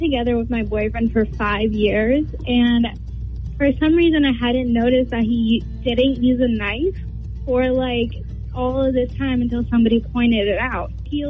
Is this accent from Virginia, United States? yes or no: no; Goffstown, New Hampshire, United States; from Goffstown.